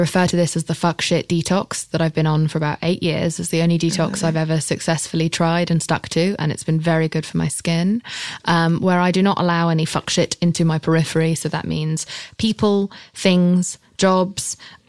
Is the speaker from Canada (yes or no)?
no; England, United Kingdom; I'm English.